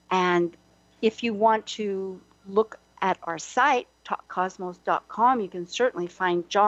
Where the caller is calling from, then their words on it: Hawaii, United States; I'm calling from Hawaii momentarily